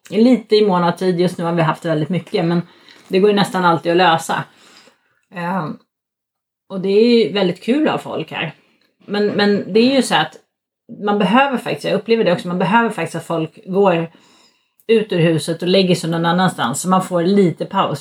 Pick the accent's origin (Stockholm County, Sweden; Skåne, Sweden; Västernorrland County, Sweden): Stockholm County, Sweden; Stockholm; now in Norrland, Sweden; man som stockholmare tänker att Stockholm ligger i mitten